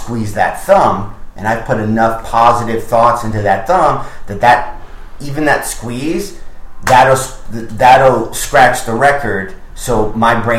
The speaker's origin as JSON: {"language": "English", "region": "Michigan", "country": "United States", "said": "I'm from Michigan."}